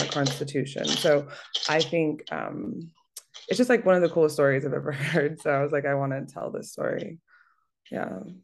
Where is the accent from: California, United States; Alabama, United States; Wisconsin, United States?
California, United States; Merced; growing up in california my father served as well and um, he was stationed out at Castle Air Force Base. This is in Atwater, California, which is the neighboring city um, to my hometown where I was born, called Merced, California.